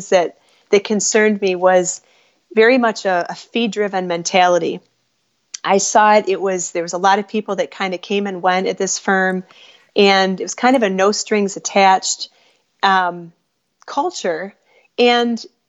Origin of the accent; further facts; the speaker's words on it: Midwest, United States; also born or lived in Chicago; We're from the Midwest